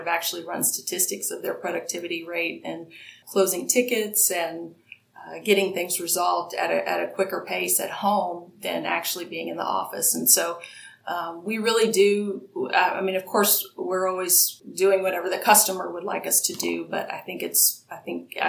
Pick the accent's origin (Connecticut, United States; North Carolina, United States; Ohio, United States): Ohio, United States; now in San Antonio, Texas, United States; I'm a Midwesterner too. I'm from Ohio